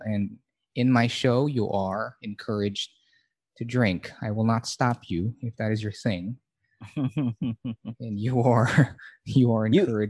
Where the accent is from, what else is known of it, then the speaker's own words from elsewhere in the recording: Baguio, Cordillera Administrative Region, Philippines; I'm from Baguio, and it's just part of being from that region in Manila, in the Philippines.